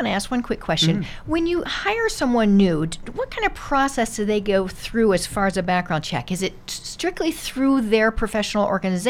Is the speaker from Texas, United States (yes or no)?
no; Jacksonville, Florida, United States; now in Brookings, United States; I grew up in Jacksonville, Florida.